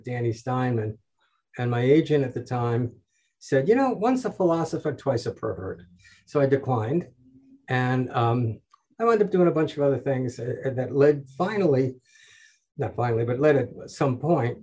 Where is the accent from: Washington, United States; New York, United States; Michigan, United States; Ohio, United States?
New York, United States; New York City; moved away as an adult; also born or lived in Brooklyn, New York / Manhattan, New York; I'm born and raised in New York, born in Brooklyn, raised in Queens, lived most of my adult life in Manhattan